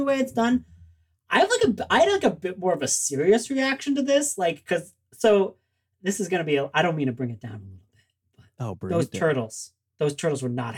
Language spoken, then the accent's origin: English; Canada; I'm a Canadian